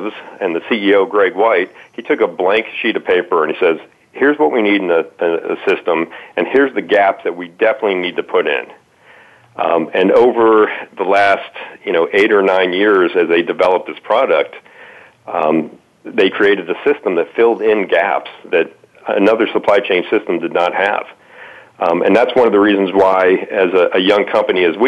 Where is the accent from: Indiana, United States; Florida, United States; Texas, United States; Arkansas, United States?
Florida, United States; Miami; moved away as an adult; also born or lived in Atlanta; I grew up in Miami